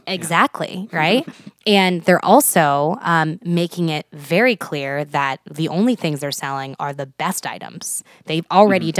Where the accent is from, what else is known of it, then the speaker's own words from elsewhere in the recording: Houston, Texas, United States; moved away as an adult; now in Nebraska, United States; I'm from Houston, Texas originally.